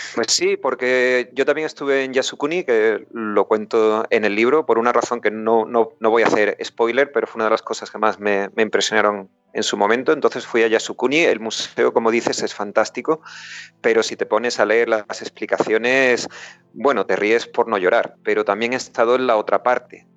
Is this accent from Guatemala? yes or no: no; Huelva, Andalusia, Spain; moved away as an adult; also born or lived in Vigo; now in United Kingdom; Yo soy de Huelva